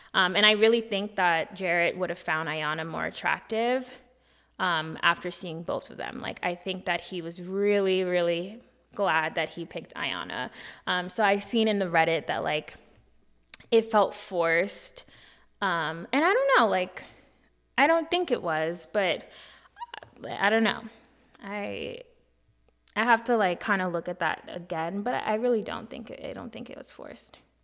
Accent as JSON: {"language": "English", "country": "United States", "said": "I am from America"}